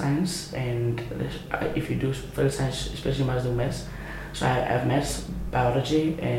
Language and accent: English; Carnarvon, Northern Cape, South Africa; I just turned 17 today, and I'm from Carnarvon, living here since birth, but was born in Cape Town.